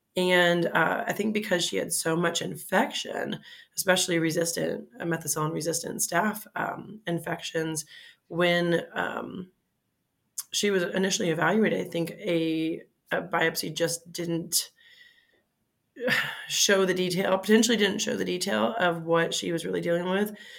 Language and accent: English; Fort Lauderdale, Florida, United States; moved away as an adult; also born or lived in Mississippi / Michigan / Cincinnati, Ohio; now in Pittsburgh, United States; I'm originally from Florida, Fort Lauderdale, Florida. Uh, now I live in Pittsburgh. So uh, the route to get here, um, I went to, uh, grew up, in, born and raised in Florida and all through high school, South Florida